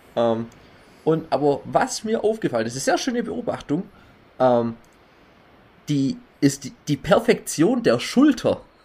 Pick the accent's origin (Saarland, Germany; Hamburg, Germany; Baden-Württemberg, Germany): Baden-Württemberg, Germany; bei uns in Baden-Württemberg